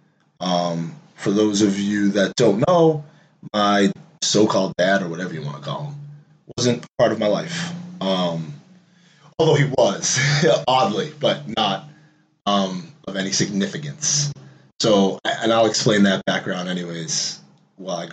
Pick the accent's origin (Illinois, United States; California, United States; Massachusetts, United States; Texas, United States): Massachusetts, United States; Waltham; I grew up in the Prospect Hill Projects, PHP. Some of y'all know that, and people that don't, that's projects out here in Waltham, Mass.